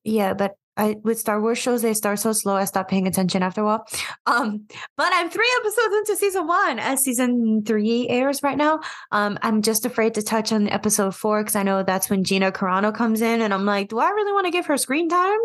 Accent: United States; I am simply American because I am.

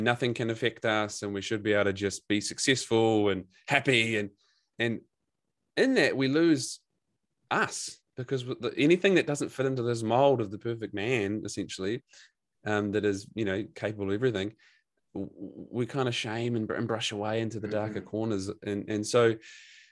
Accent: New Zealand; now in Gold Coast, Australia; I'm a New Zealander.

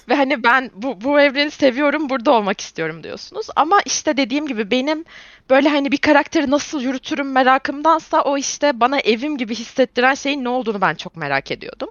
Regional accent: İzmir, Turkey; İzmir doğumluyum. E, ve bütün ömrüm neredeyse İzmir'de geçti.

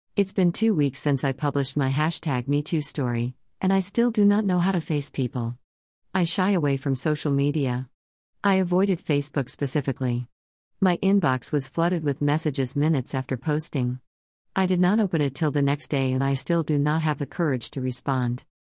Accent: Surigao City, Caraga, Philippines; we lived on a small island near my hometown of Surigao City in the Philippines

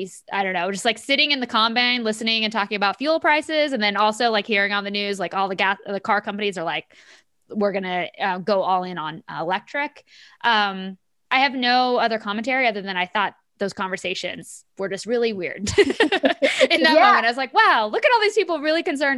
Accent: Kansas, United States; I'm from Kansas. I still live in Kansas City, and I went home this weekend to visit family

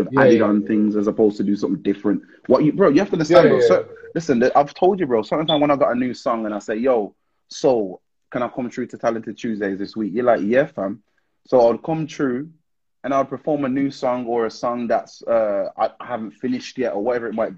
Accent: Wolverhampton, West Midlands, United Kingdom; I'm from Wolverhampton

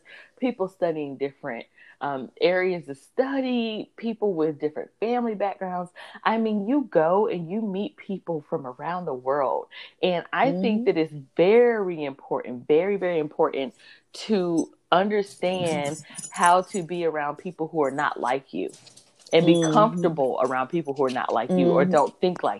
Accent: North Carolina, United States; I am from North Carolina.

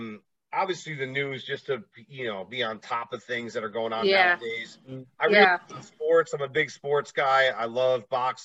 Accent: East Coast, United States; I'm a Yankee guy, obviously. I come from the East Coast.

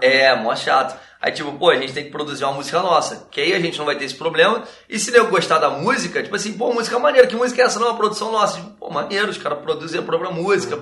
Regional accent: Nova Iguaçu, Rio de Janeiro, Brazil; a gente é daqui de Nova Iguaçu, Baixada Fluminense.

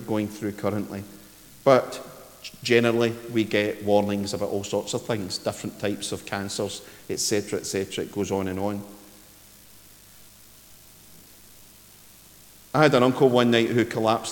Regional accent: Ayrshire, Scotland, United Kingdom; when I was wee at Dorai, where I grew up in Ayrshire

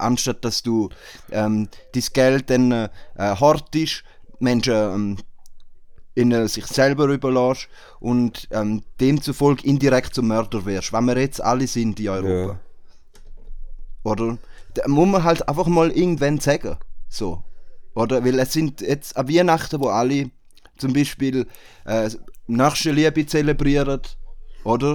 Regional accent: Switzerland; bei uns in der Schweiz

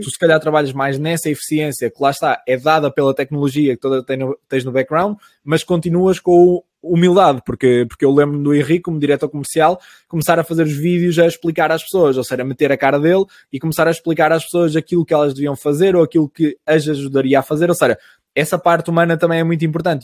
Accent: Caminha, Viana do Castelo, Portugal; a minha terrinha, mesmo de onde eu sou, tem 2.500 pessoas

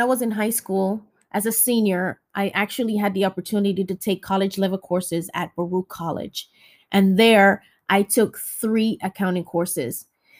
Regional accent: Jamaica; now in United States; When we came from Jamaica, my brother and I, we didn't know anything about the American culture.

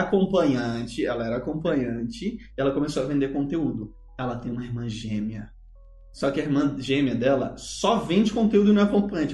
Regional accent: Brazil; also born or lived in United States

